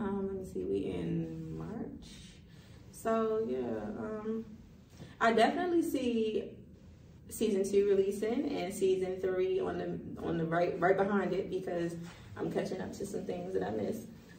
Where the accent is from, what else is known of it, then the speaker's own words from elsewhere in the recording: Baltimore, Maryland, United States; So I was born in Baltimore City. West Baltimore City is the, I guess, born and raised element of me.